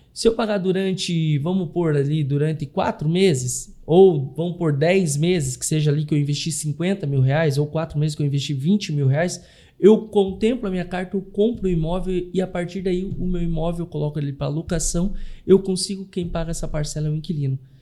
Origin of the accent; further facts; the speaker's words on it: Curitiba, Paraná, Brazil; moved away as an adult; also born or lived in Blumenau; now in Florianópolis, Brazil; Eu nasci, sou natural de Curitiba, fui morar em Blumenau, ali eu residi durante um ano, um ano e meio, e vim a Florianópolis